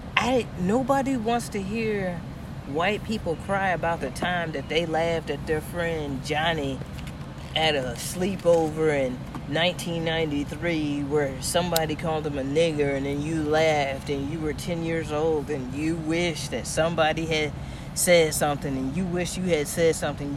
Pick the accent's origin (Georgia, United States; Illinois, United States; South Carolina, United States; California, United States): Illinois, United States; Aurora; I'm from Aurora